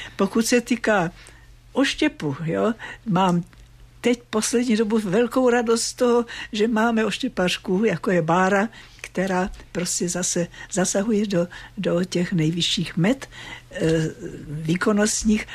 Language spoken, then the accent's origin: Czech; Moravian Slovakia, Zlín Region, Czechia; now in Prague, Czech Republic; já jsem taky ze Slovácka